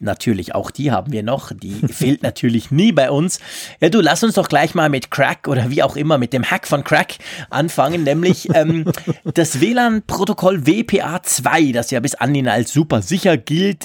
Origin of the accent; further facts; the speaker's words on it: Switzerland; bei uns in der Schweiz